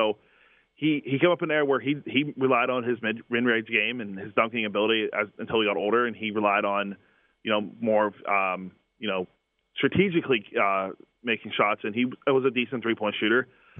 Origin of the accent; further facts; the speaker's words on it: Pittsburgh, Pennsylvania, United States; me growing up in Pittsburgh